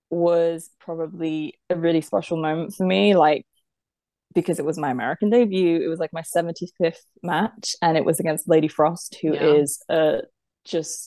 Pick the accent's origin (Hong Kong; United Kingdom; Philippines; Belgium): United Kingdom; I'm British